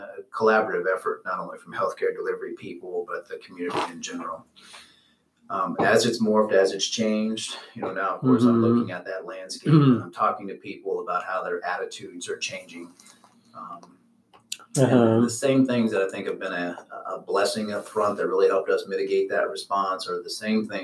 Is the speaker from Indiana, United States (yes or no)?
yes; Terre Haute, Indiana, United States; also born or lived in Evansville, Indiana; I moved up here in the Wabash Valley since I was in middle school, basically. Went to high school in Rockville